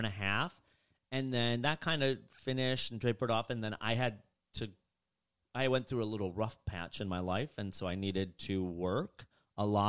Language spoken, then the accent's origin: English; Rockford, Illinois, United States; moved away; I grew up in the suburbs of Chicago, Illinois. I grew up in Rockford, Illinois.